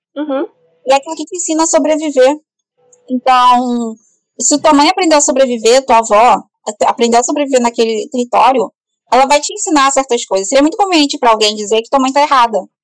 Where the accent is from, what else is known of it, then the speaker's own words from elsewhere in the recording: Rio de Janeiro, Brazil; Eu vim do Complexo do Alemão, que é uma grande favela aqui do, do Rio